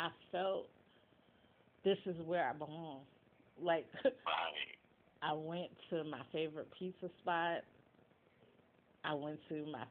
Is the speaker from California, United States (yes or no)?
no; New York City, New York, United States; now in Virginia, United States; Queens is my hometown